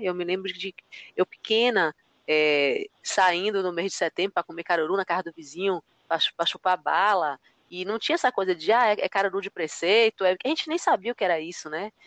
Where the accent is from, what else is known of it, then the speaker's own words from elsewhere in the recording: Bahia, Brazil; dois baianos falando sobre a Bahia